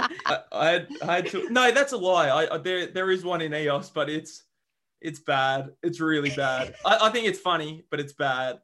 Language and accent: English; Australia; moved away; I'm an Australian